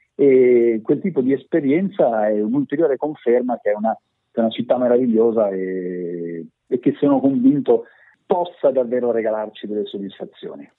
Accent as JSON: {"language": "Italian", "area": "province of Pavia", "region": "Lombardy", "country": "Italy", "tie": "born or raised there", "said": "tutti arriviamo dalla, dalla provincia di Pavia, pure, pure Foderà è, è nativo della provincia di Pavia, che è la la terra dove sono nato anch'io."}